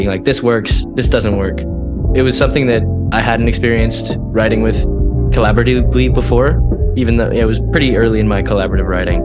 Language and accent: English; Colombia; also born or lived in Texas, United States; now in Boston, United States; I'm from Colombia. Yeah, I was born in Colombia. I lived in Texas for a little while.